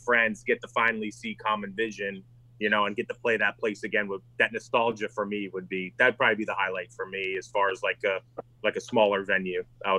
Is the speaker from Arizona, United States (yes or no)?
no; New York, United States; I grew up in New York. We had a place called The Chance. That's in Poughkeepsie, New York.